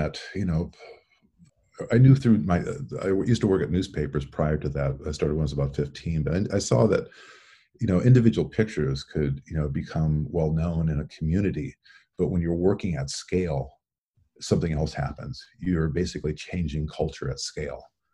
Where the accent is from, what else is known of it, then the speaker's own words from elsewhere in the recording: Iowa, United States; when I was growing up in Iowa